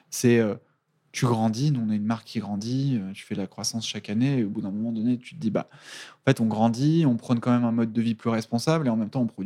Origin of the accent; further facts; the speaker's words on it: Italy; Je suis italienne